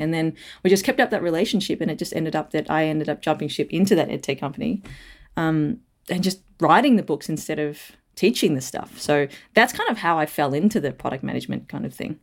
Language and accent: English; Melbourne, Victoria, Australia; also born or lived in Perth, Australia; I was born in Perth, but moved over to Melbourne, so when I was, like, three